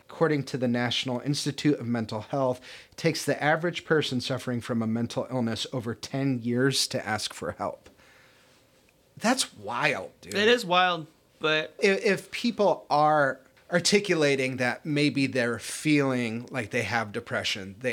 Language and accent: English; Ireland; I mean, I am Irish and I am an alcoholic